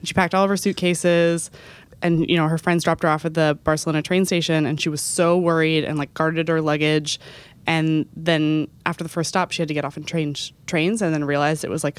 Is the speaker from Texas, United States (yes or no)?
yes; Texas, United States; I grew up in Texas. So for me, going to any other major city, it was an endeavor.